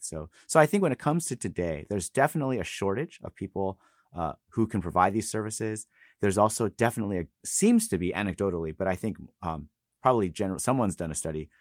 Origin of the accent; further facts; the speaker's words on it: California, United States; moved away as an adult; also born or lived in Los Angeles; now in Boston, United States; I was raised in California